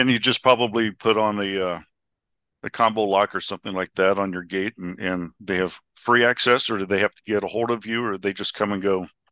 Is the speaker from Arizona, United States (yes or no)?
yes; Scottsdale, Arizona, United States; my hometown of Scottsdale